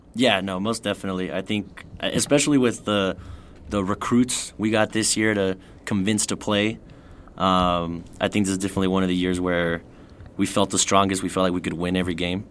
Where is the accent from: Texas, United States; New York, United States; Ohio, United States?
Texas, United States; El Paso; born and raised in El Paso, went to Cathedral High School